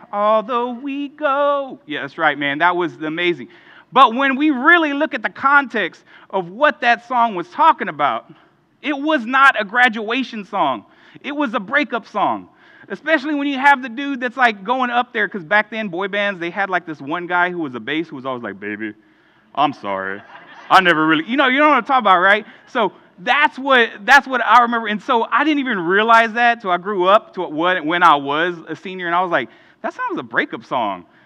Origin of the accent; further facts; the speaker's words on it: Houston, Texas, United States; growing up in Houston